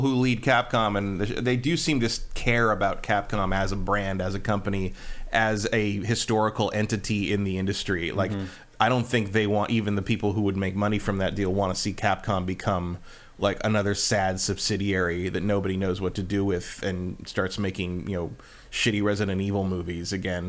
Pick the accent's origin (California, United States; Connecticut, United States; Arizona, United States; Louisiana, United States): California, United States; as a Californian